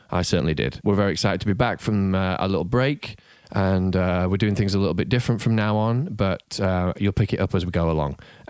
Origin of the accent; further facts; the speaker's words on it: England, United Kingdom; now in United States; But we're all from England. How the hell did that happen? We all live in America.